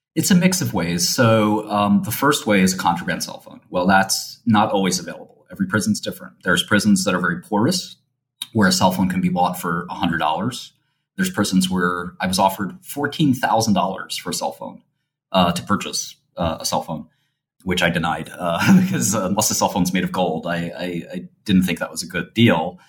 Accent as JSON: {"language": "English", "town": "New York City", "region": "New York", "country": "United States", "said": "I come from the, the sort of uh, streets of Brooklyn and a very sort of modest neighborhood."}